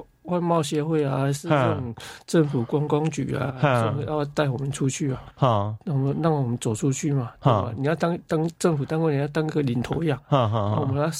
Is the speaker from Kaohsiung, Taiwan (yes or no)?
yes; Gangshan, Kaohsiung, Taiwan; 也可以知道我们来自台湾，嗯，来自高雄，来自冈山的滋味啊